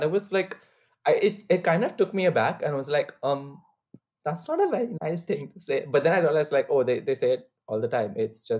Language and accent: English; Hobart, Tasmania, Australia; now in Queensland, Australia; I'm from Hobart.